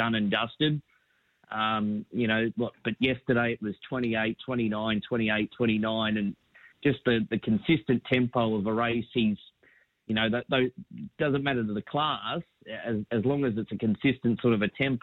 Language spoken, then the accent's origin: English; Brisbane, Queensland, Australia; moved away; It was a really good time to be growing up in Brisbane